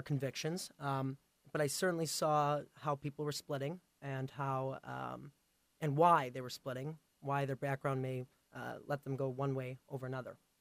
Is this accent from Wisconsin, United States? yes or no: yes; Pleasant Prairie, Wisconsin, United States; also born or lived in Ukraine; I was adopted from Ukraine. Um, so I grew up in Pleasant Prairie here in Wisconsin